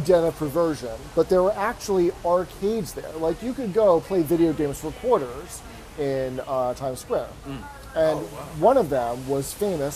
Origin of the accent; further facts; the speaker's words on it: New York City, New York, United States; I grew up in New York City. I learned how to drive in New York City and New Jersey